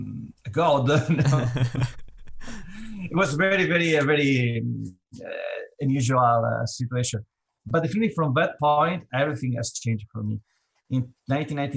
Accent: Italy; moved away as an adult; now in New York, United States; I'm Italian. I grew up in Italy, and now I'm living in the United States, New York.

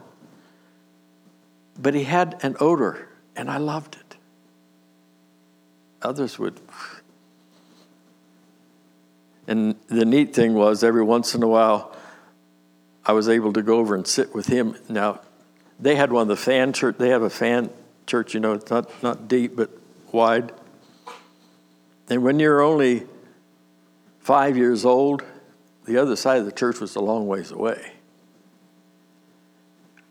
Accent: Nelsonville, United States; also born or lived in Warren, Pennsylvania; We moved to Nelsonville when I was 8.

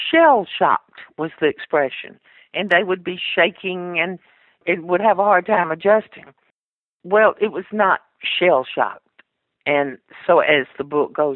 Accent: Montgomery, Alabama, United States; born or raised there; accent: Southern; also born or lived in Nashville, Tennessee

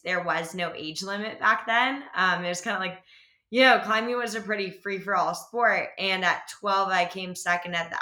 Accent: Alexandria, Virginia, United States; now in Boulder, United States; We grew up in the Alexandria, Virginia region, so like just outside of DC.

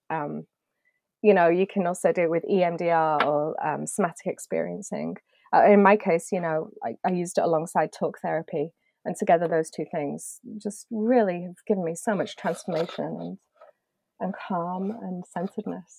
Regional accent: United Kingdom; being British

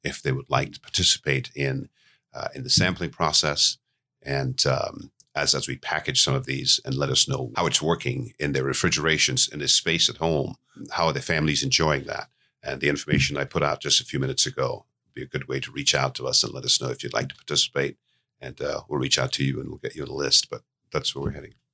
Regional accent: St. Lucia; moved away; I was born in Saint Lucia, which is where the business originated from

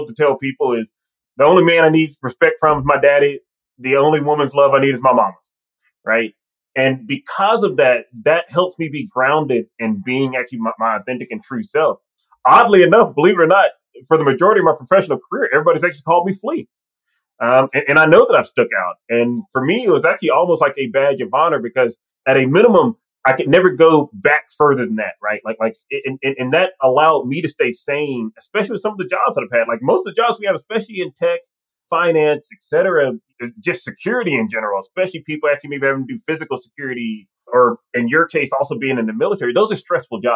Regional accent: Mississippi, United States; accent: Southern; I'm from Mississippi. I have an accent. And especially if I'm around other Mississippi folks or other people from the South, you will hear it come out

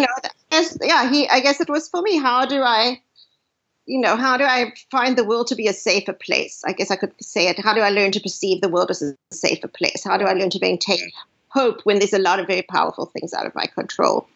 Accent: South Africa; now in United States; growing up, I grew up in South Africa

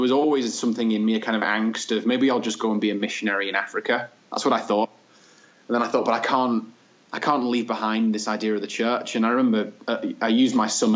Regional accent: Manchester, North West England, United Kingdom; my childhood growing up and the things that always inspired me, growing up in Manchester

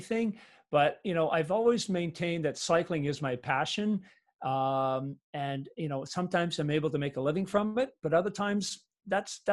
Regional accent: Vancouver, British Columbia, Canada; I did grow up in the suburb of Vancouver

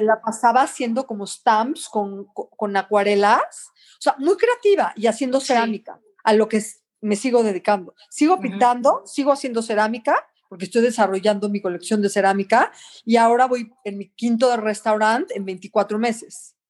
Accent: Mexico; moved away; also born or lived in Canada; soy mexicana, soy cocinera

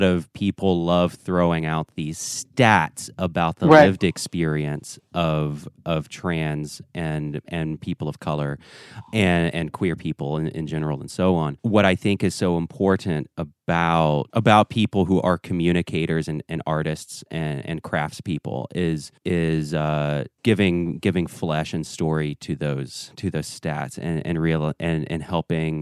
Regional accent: the South, United States; I was raised here in the South.

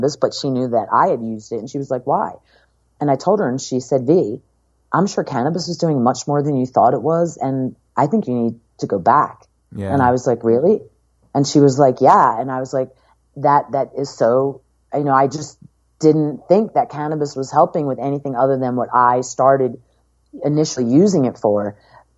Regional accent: Philadelphia, Pennsylvania, United States; moved away as an adult; also born or lived in Ocean City, New Jersey; now in Los Angeles, United States; I grew up in Philadelphia area, and I'm 100% Italian

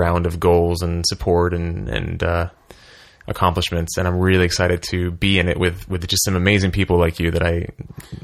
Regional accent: Philadelphia, Pennsylvania, United States; moved away; I'm from Philly

